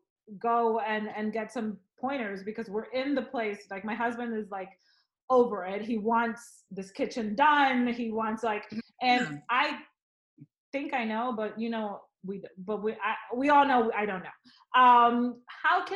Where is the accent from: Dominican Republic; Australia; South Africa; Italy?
Dominican Republic; moved away; I grew up in the Dominican Republic, where on an island, you have a lot of wooden